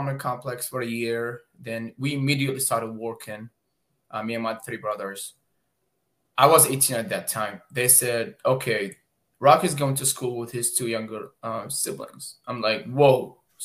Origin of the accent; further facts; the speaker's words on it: Baghdad, Baghdad Governorate, Iraq; now in United States; I am originally from Baghdad, Iraq. I am a war zone survivor. I've literally went through all war zones that a child could experience. I never went to school back home, started working at the age of 10 years old